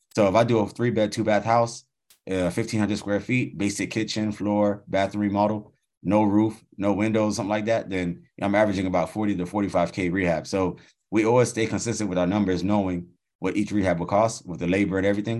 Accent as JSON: {"language": "English", "country": "United States", "tie": "born or raised there", "said": "I was born in the States"}